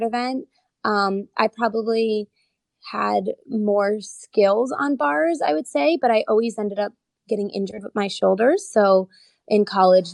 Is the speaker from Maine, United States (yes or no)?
no; New Jersey, United States